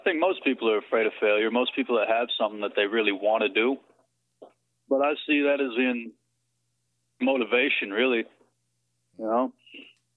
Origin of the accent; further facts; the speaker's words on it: Dallas, Texas, United States; also born or lived in Conyers, Georgia; I was born in Conyers, Georgia, moved to Dallas when I was in elementary school. I've been here since then.